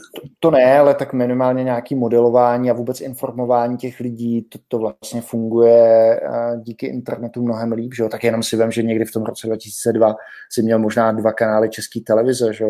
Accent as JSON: {"language": "Czech", "region": "South Bohemian Region", "country": "Czechia", "moved": "yes", "lives_now": "Prague, Czech Republic", "said": "u nás v Jižních Čechách"}